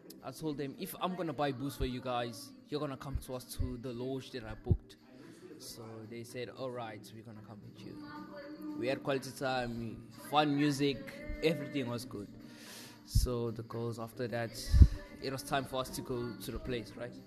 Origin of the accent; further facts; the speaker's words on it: KwaZulu-Natal, South Africa; now in Stellenbosch, South Africa; I'm from KwaZulu-Natal originally, but currently at Stellenbosch